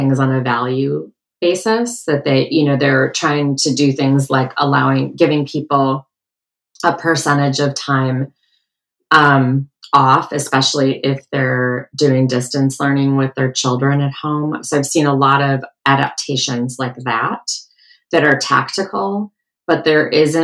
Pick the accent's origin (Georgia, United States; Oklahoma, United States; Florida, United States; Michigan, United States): Michigan, United States; outside of Detroit; I grew up outside of Detroit